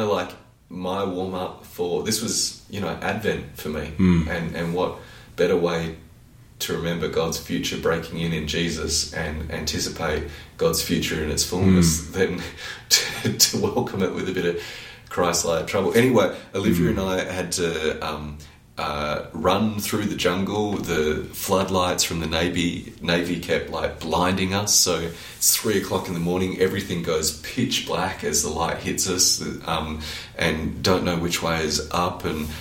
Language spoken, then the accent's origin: English; Australia; as an Australian